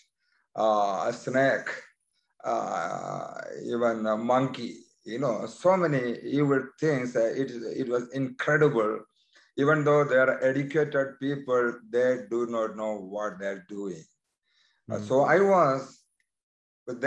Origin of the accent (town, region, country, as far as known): India; born or raised there; moved away as an adult; now in United States